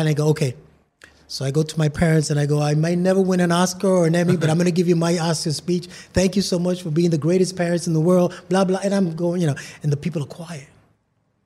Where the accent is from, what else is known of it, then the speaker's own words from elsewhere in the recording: New York, United States; I was born and raised in New York